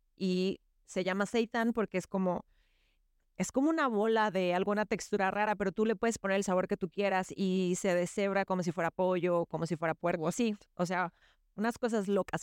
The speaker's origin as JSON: {"language": "Spanish", "region": "Yucatán", "country": "Mexico", "tie": "born or raised there", "said": "somos una familia yucateca tradicional"}